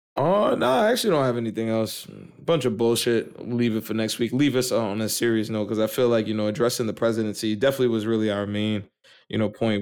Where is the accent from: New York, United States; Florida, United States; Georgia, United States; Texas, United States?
New York, United States; I grew up on the cusp of West Brighton and Port Richmond